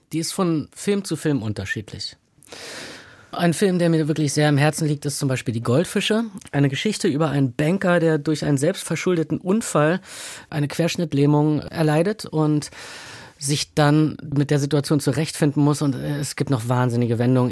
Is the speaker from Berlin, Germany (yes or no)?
yes; Berlin, Germany; Ich bin aufgewachsen in der Nähe des Rosenthaler Platzes in Berlin Mitte.